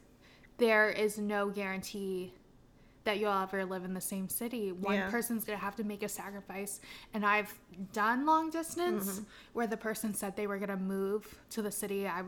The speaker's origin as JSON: {"language": "English", "region": "Florida", "country": "United States", "tie": "born or raised there", "moved": "yes", "said": "I'm from Florida. I lived in, like, the boonies. Grew up on a dirt road."}